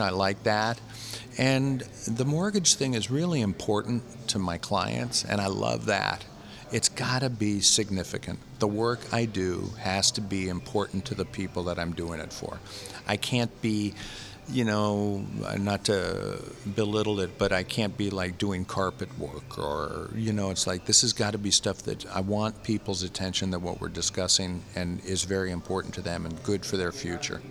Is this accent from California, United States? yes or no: yes; San Francisco, California, United States; I come from San Francisco